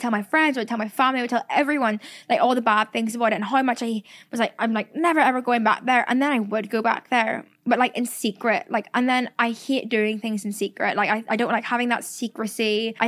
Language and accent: English; Ireland; accent: Irish; I've lost my accent so much and I hate it. Like every time I post a TikTok talking, everyone's like, where'd her Irish accent go? And like, obviously when I say shore or toil or myrrh or anything, that is very Irish still.